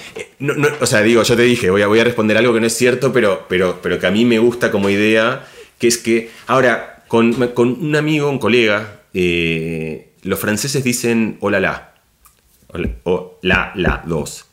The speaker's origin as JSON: {"language": "Spanish", "country": "Argentina", "also_born_or_lived": "Barcelona, Spain", "moved": "as an adult", "lives_now": "Madrid, Spain", "said": "yo me siento argentino, soy profundo, es decir, ni que hablar de cómo hablo y cómo... Ese es mi lugar, digamos. Argentina es, mi, es, mi casa"}